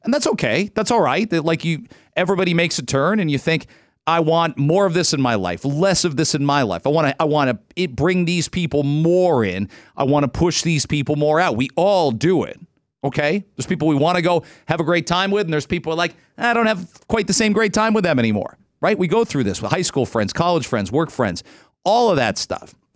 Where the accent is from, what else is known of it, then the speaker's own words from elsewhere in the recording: Ontario, Canada; I'm an Ontario kid